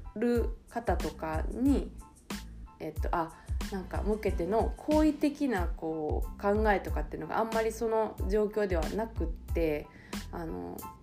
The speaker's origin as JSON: {"language": "Japanese", "region": "Osaka", "country": "Japan", "tie": "born or raised there", "said": "私は大阪出身で、あの、市内ではなかったんですけど"}